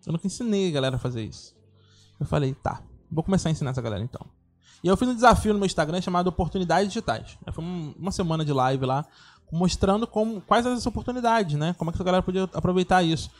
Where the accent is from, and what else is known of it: Rio de Janeiro, Brazil; born or raised there